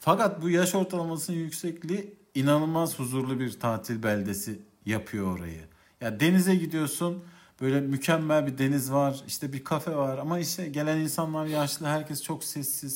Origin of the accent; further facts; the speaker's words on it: Central Anatolia, Turkey; Biz Orta Anadolu'da e, cinlerin cin düğünü hikayeleriyle çok büyüdük.